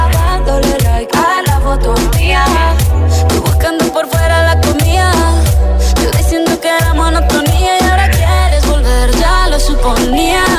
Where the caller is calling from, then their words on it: Gran Canaria, Canary Islands, Spain; Llamo desde Gran Canaria